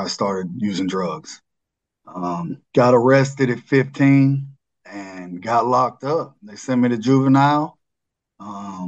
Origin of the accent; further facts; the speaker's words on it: Mount Juliet, Tennessee, United States; I grew up in Mount Juliet